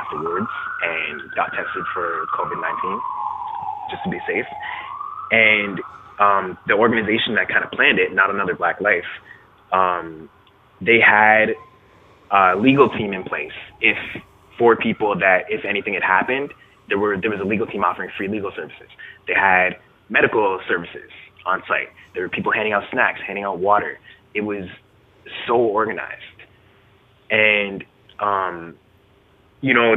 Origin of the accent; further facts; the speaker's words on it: Canada; I grew up in Canada